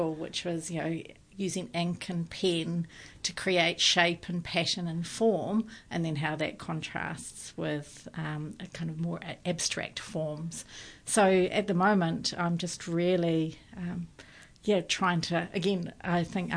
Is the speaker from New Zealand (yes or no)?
yes; New Zealand; being a New Zealander, my European